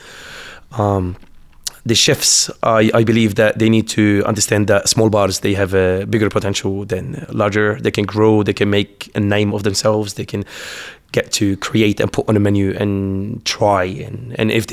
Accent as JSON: {"language": "English", "country": "Lebanon", "also_born_or_lived": "Beirut", "moved": "as an adult", "lives_now": "Canberra, Australia"}